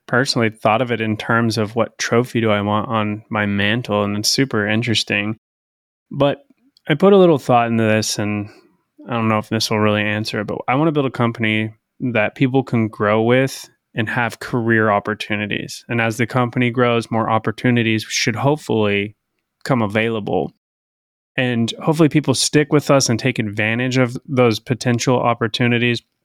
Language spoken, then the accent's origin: English; Idaho, United States; moved away; growing up in Idaho